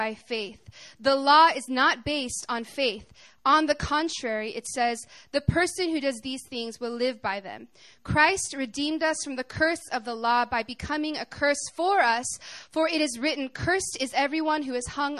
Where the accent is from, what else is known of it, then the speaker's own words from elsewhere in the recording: Arkansas, United States; I'm from Arkansas. I'm a country girl